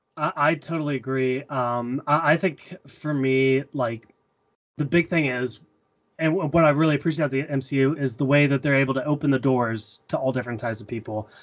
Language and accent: English; the South, United States; I'm from the South